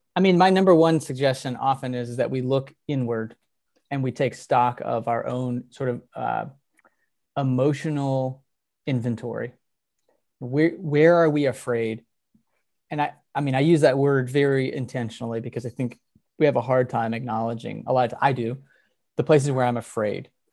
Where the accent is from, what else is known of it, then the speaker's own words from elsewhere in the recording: Texas, United States; growing up in Texas